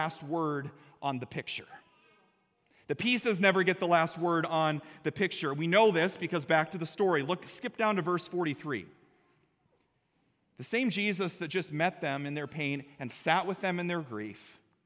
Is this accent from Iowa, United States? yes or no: yes; Story City, Iowa, United States; My confirmation verse when I was in 9th grade growing up in Story City, Iowa, was Proverbs chapter 3, verses 5 through 6.